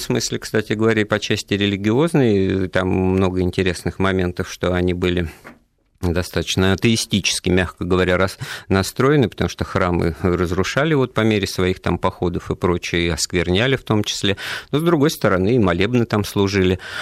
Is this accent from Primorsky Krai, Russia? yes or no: no; Moscow, Russia; я вот коренной москвич